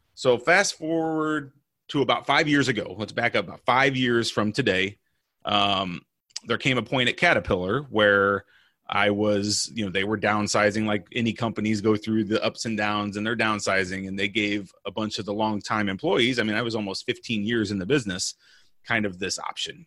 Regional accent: Illinois, United States; now in Orlando, United States; I'm originally from Illinois. I live in Orlando, Florida now.

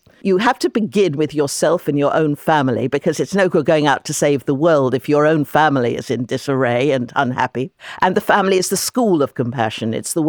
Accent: London, United Kingdom; In London, for example, my hometown, which is a very rich city, 25% of the population of London are living in poverty.

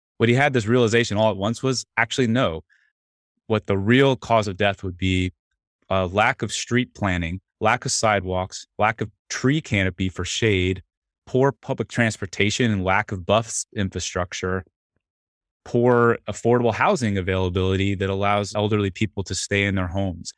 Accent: Atlanta, Georgia, United States; I grew up in Atlanta.

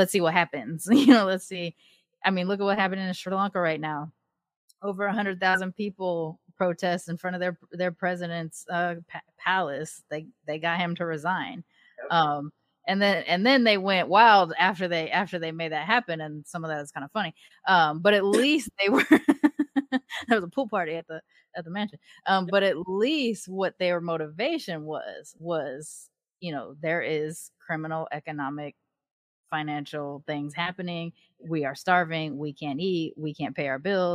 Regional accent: Long Beach, California, United States; moved away; I grew up in Long Beach during the time of the LA uprisings

